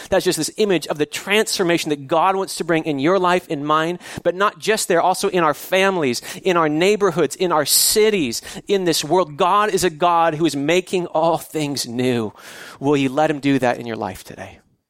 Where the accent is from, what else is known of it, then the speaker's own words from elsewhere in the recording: California, United States; I grew up in the San Joaquin Valley in Central California.